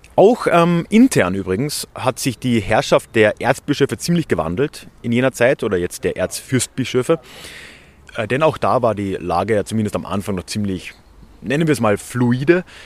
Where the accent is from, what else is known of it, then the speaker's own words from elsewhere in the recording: Villach, Carinthia, Austria; wo ich aufgewachsen bin, in Villach, in Kärnten